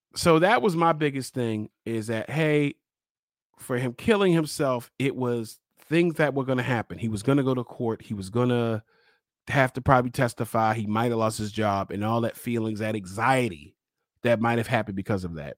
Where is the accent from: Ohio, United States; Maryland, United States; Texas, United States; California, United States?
Maryland, United States; Baltimore; I'm from Baltimore. I live in Baltimore